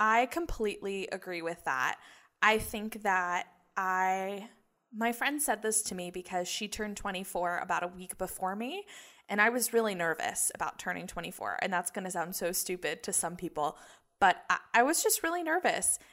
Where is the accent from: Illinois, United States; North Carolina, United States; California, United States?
North Carolina, United States; Chapel Hill; I grew up in Chapel Hill